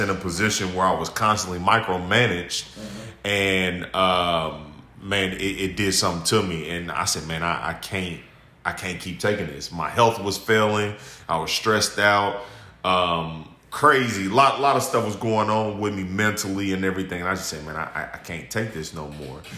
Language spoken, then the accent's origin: English; Indianapolis, Indiana, United States; I'm 35, born and raised in Indianapolis